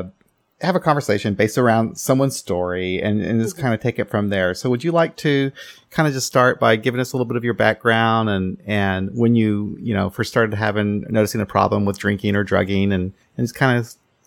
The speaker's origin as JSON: {"language": "English", "town": "Kansas City", "region": "Missouri", "country": "United States", "said": "I'm from Kansas City"}